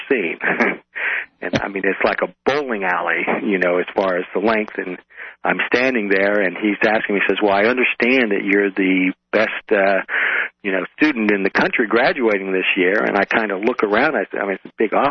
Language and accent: English; Oregon, United States; moved away as an adult; also born or lived in Tacoma, Washington / New York City; I'm originally from the West Coast, from Oregon